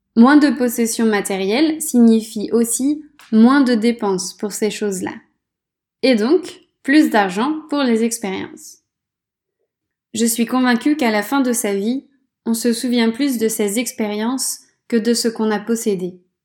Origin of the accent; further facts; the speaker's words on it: France; Quand je suis chez moi, en France